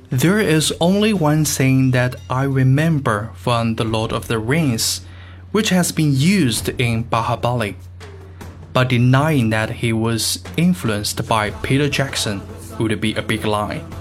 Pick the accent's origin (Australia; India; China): India; North India; Basically, because I am from North India and I don't follow South Indian cinema.